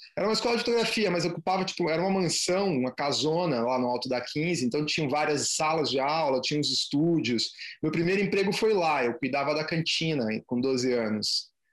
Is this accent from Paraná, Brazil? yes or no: yes; Curitiba, Paraná, Brazil; also born or lived in São Paulo; now in Ilhabela, Brazil; sou curitibano